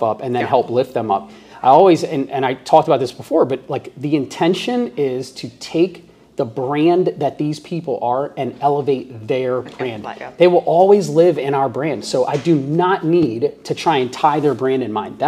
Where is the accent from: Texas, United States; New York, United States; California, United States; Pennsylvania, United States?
New York, United States; New York City; I'm from New York and we used to live in Bayside.